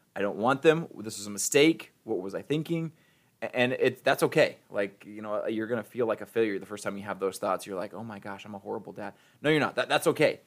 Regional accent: Ohio, United States; now in Missouri, United States; I'm from Ohio

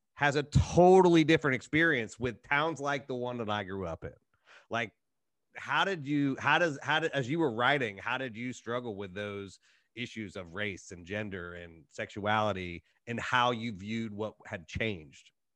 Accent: Appalachian Ohio, United States; I'm from a small Appalachian town in Ohio

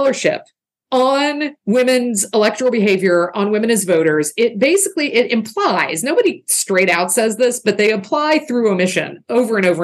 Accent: the South, United States; I'm a Southerner

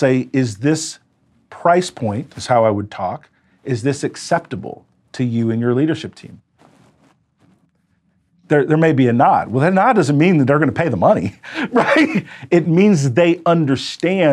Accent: United States; I was an American entrepreneur

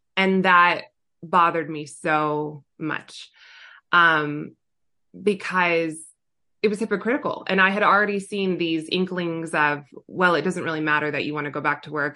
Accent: Southern California, United States; also born or lived in Orange County / Los Angeles; I was born and raised in Southern California

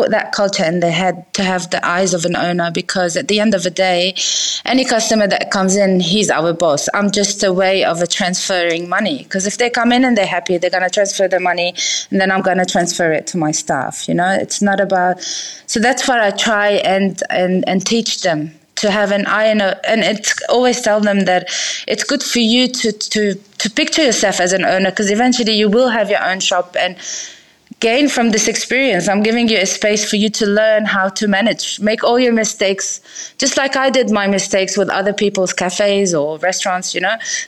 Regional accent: Lebanon; moved away as an adult; now in Sydney, Australia; Okay, so I'm Lebanese. I was born and raised in Lebanon, and then we migrated, as me and my brothers, to Sydney for studies as international students.

